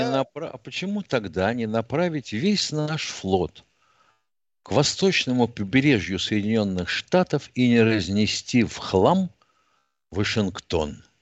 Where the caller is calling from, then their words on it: Moscow, Russia; из Москвы.